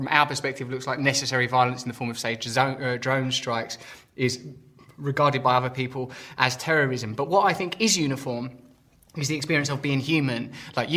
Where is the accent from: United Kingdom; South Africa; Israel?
United Kingdom; England; I'm an Englishman.